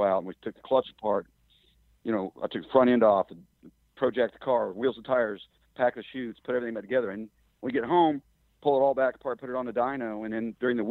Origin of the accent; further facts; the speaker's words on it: Kansas, United States; I'm stuck back here in Kansas